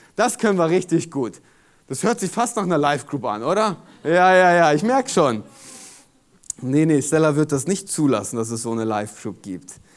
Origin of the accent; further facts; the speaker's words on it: Germany; in unserer DNA als Deutsche